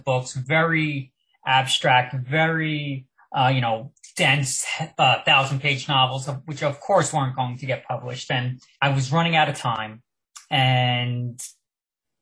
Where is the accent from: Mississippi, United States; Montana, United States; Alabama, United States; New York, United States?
New York, United States; Long Island; also born or lived in Manhattan; I grew up on Long Island